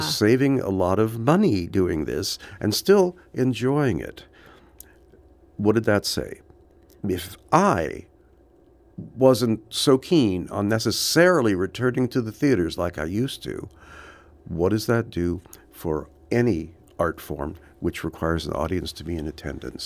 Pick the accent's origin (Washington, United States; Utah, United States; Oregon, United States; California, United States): California, United States; Los Angeles; I grew up in Hollywood.